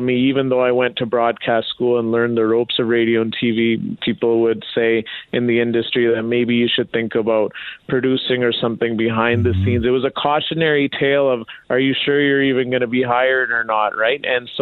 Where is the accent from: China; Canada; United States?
Canada; Brooks, Alberta; also born or lived in Wetaskiwin, Alberta; I was growing up in Brooks, Alberta